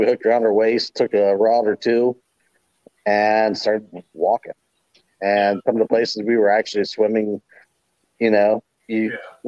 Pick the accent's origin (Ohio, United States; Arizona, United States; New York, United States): Ohio, United States; Hocking Hills area; We live pretty close to what they call Salt Creek near me, over towards like Lorville, Hocking Hills area.